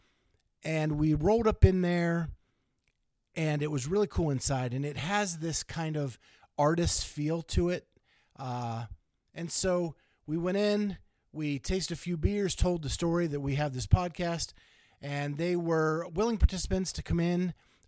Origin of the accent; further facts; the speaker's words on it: Pennsylvania, United States; we had a donut shop where I grew up in Pennsylvania